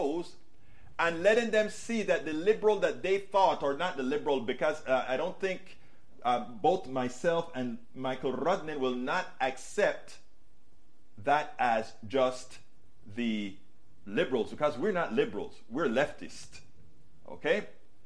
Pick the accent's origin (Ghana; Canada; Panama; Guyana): Panama; moved away; I was raised in Panama